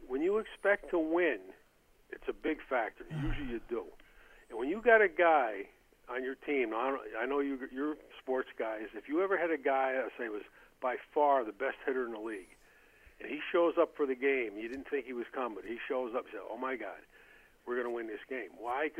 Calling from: Albany, New York, United States; Hi, this is … in Albany.

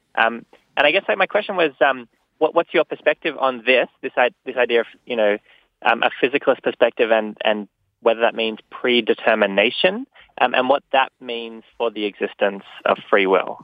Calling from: New York, United States; I'm calling from New York

